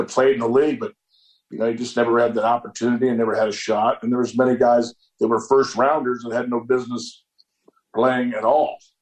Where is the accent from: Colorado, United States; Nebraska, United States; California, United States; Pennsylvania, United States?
Nebraska, United States; moved away as an adult; also born or lived in Pittsburgh; now in Morgantown, United States; what I was accustomed to growing up in Nebraska